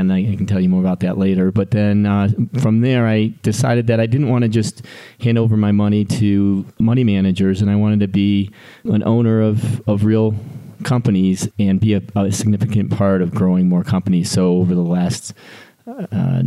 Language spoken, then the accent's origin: English; Detroit, Michigan, United States; moved away as an adult; now in Colorado, United States; Born and raised in Detroit, Michigan. Made it out to Colorado as soon after college as I could.